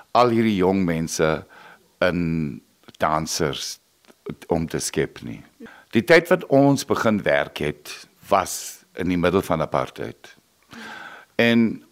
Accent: Nababeep, Northern Cape, South Africa; moved away as an adult; also born or lived in Namibia; now in Okiep, South Africa; Ek en John is albei na Makwalanders. Ek is in Nababib gebore

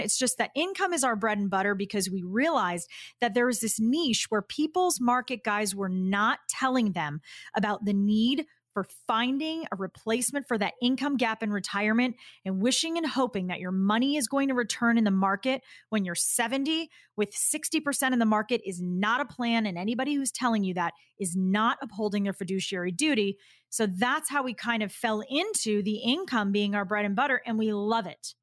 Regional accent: Boston, Massachusetts, United States; I'm from Boston

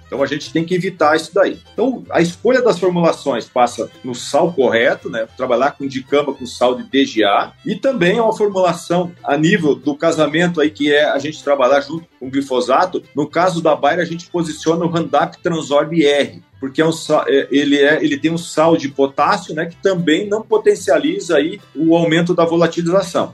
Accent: Três Palmeiras, Rio Grande do Sul, Brazil; moved away as an adult; also born or lived in Santa Catarina; now in Paraná, Brazil; eu sou do norte do Rio Grande do Sul, é da região aí de Três Palmeiras, perto de Passo Fundo

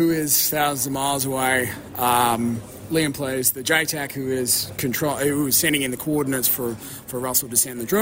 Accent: Phillip Island, Victoria, Australia; We grew up in Phillip Island, which is in Victoria

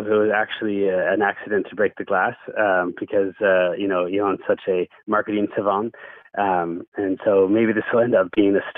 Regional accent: the Okanagan, British Columbia, Canada; moved away; I'm from the Okanagan originally, and I mean, getting a truck was a rite of passage

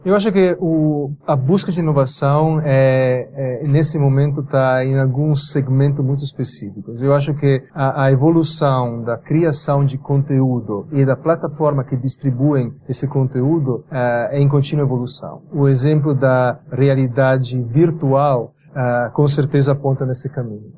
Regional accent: Biella, Piedmont, Italy; born or raised there; Portuguese is a second language; moved away as an adult; also born or lived in England / United States; now in São Paulo, Brazil

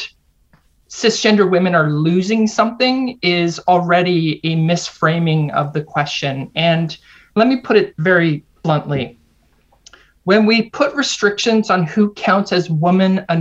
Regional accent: Canada; also born or lived in United States; I'm Canadian, even though I lived and taught at a university in the US for 7 years

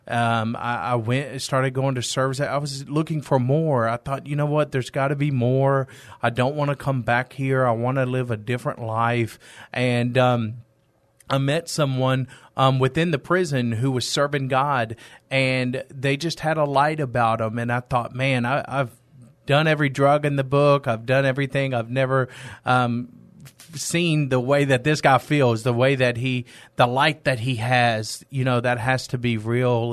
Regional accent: East Texas, United States; moved away as an adult; now in San Antonio, United States; I'm originally from East Texas. I've been in San Antonio for ten years.

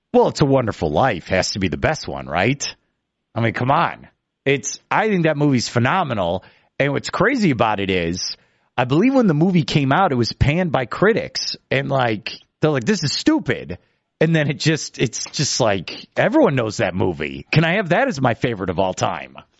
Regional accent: Chicago, Illinois, United States; growing up in Chicago

